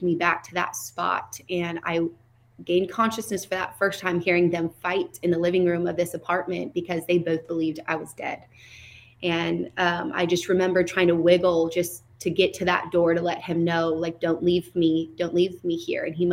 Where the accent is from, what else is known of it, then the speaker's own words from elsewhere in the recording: Seattle, Washington, United States; I was raised in North Seattle.